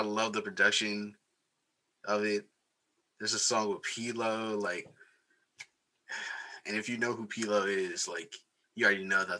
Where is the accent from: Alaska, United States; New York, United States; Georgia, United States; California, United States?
California, United States; the Bay Area; I'm from the Bay